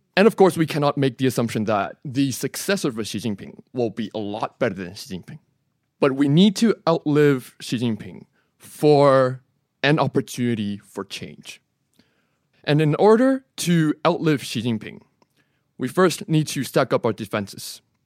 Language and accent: English; Taiwan; I'm from the Republic of China, Taiwan